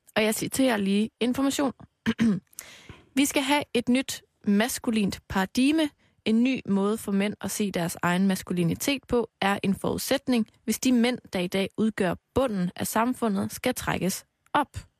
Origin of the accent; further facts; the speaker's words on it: Aarhus, Central Denmark Region, Denmark; i Aarhus, hvor jeg kommer fra.